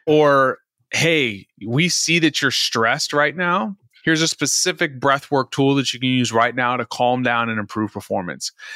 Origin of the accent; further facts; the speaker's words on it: Dallas, Texas, United States; also born or lived in Virginia; now in Houston, United States; I'm from Dallas originally